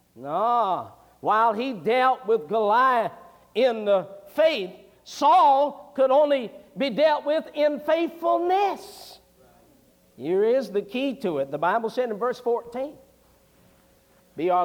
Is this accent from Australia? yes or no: no; West Virginia, United States; I was raised in West Virginia back when I was a boy.